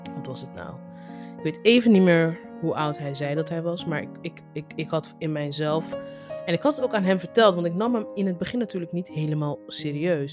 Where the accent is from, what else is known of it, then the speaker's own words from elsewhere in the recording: Netherlands; Kijk, ik ben ook Nigeriaans. Alleen ik ben in Nederland opgegroeid.